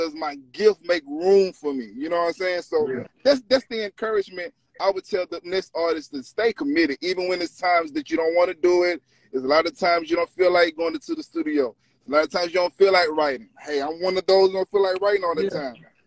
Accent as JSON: {"language": "English", "town": "Logansport", "region": "Louisiana", "country": "United States", "said": "I'm from a small town called Logansport, Louisiana."}